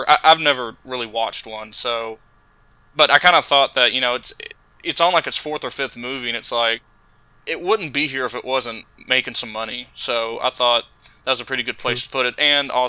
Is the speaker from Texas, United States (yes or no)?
yes; Brenham, Texas, United States; When I grew up in Brenham